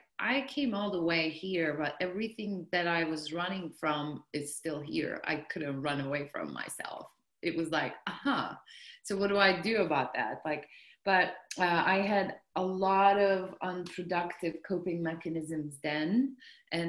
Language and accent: English; south coast of Turkey, Turkey; moved away as an adult; now in United States; I'm from Turkey, so south coast of Turkey, and then I finished university